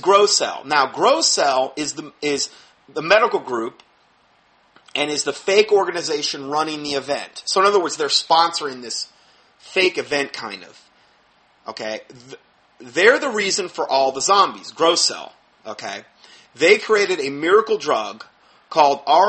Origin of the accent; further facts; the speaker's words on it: Fort Myers, Florida, United States; moved away; my hometown, where we came from in Fort Myers.